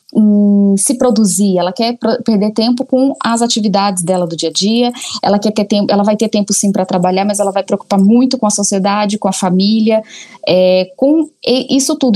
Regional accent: Goiânia, Goiás, Brazil; moved away as an adult; also born or lived in Colombia / Belo Horizonte; now in São Paulo, Brazil; saí de Goiânia, casei muito cedo, morei em vários lugares, na Colômbia

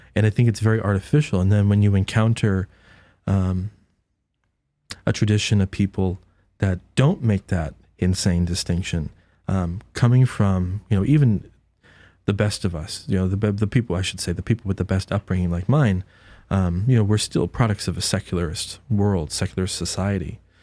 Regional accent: Haverhill, Massachusetts, United States; born in Massachusetts, um, raised, uh, you know, a Presbyterian

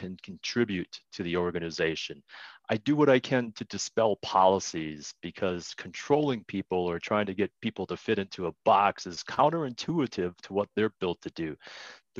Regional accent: Wisconsin, United States; moved away as an adult; now in Colorado, United States; I was raised in Wisconsin

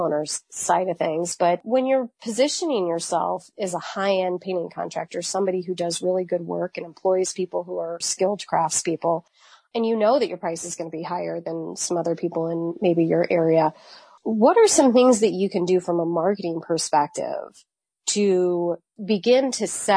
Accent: Virginia, United States; I'm from Virginia.

